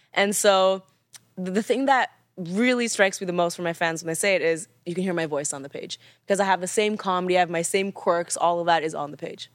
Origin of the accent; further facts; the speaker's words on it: Canada; because I'm Canadian, a lot of my pronunciation is a little